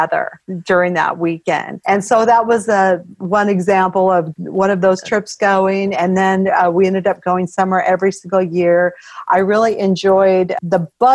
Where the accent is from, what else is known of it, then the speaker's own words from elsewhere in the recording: Alaska, United States; also born or lived in California; I was brought up in Alaska, and that was after I was born in California